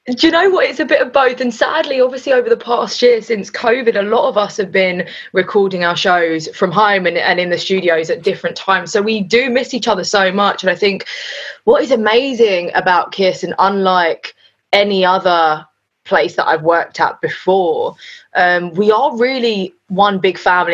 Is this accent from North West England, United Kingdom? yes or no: no; London, United Kingdom; I was North London, born and bred.